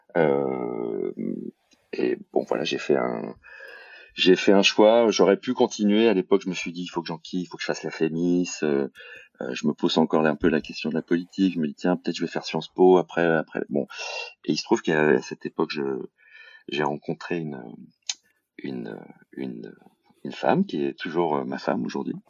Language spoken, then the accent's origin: French; Paris region, Île-de-France, France; moved away as an adult; also born or lived in Bordeaux; j'ai grandi, euh, j'ai grandi en région parisienne.